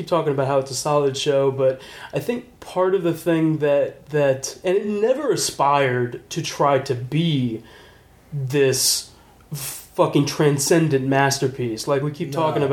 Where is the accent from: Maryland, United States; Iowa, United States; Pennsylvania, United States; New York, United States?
Maryland, United States; Prince George's County; being in like PG County, you get like a lot of we grew up with a lot of majority African American community